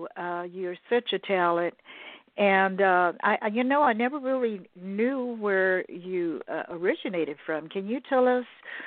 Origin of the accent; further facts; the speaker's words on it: United States; Yeah, I'm pure American. A little bit of this, a little bit of that.